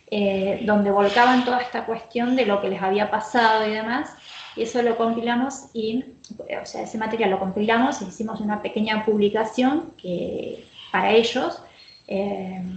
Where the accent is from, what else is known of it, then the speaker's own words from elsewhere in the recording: Santa Rosa, La Pampa, Argentina; moved away as an adult; now in Bahía Blanca, Argentina; Yo soy de Santa Rosa, em, he vivido en otros lugares, pero bueno, hace ya un poco más de 10 años, ya serían como 14 años, a mm. 15 que estoy acá